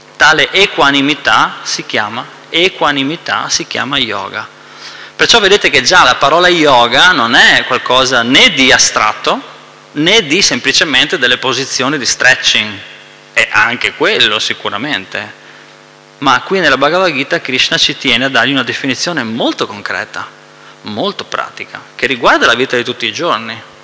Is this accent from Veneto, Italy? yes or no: yes; Veneto, Italy; Noi che siamo veneti